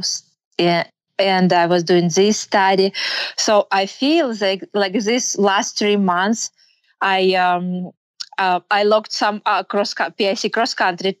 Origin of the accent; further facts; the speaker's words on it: Kyrgyzstan; English is a second language; moved away as an adult; now in United States; I grew up and I was born in Kyrgyzstan. It's a Central Asian country. I'm Russian by nationality. But like about 5 years ago, we moved here in US.